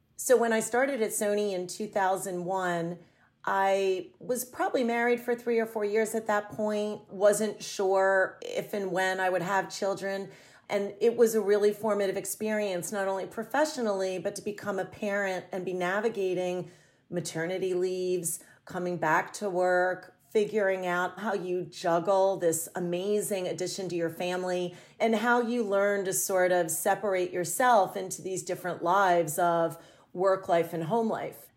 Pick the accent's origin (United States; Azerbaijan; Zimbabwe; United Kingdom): United States; a small town outside of Philadelphia, Pennsylvania; moved away as an adult; also born or lived in New York City; I moved to New York City from a small town that I grew up in outside of Philadelphia